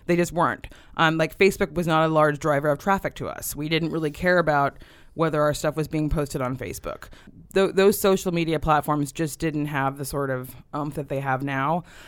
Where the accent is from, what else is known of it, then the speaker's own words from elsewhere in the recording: Davis, California, United States; moved away; I grew up in Davis, California